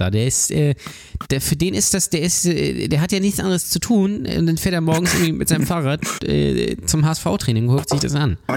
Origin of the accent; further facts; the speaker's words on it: Hamburg, Germany; Also wirklich auch wichtig als Hamburger